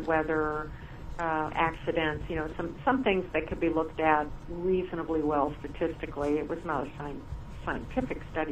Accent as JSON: {"language": "English", "town": "Seattle", "region": "Washington", "country": "United States", "tie": "born or raised there", "moved": "yes", "said": "I grew up in Seattle, and I love the city"}